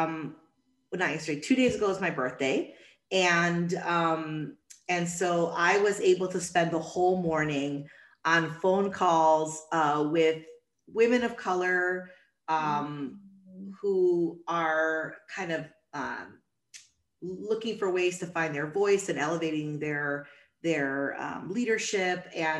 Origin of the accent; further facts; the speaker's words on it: Chicago, Illinois, United States; I was born and raised in Chicago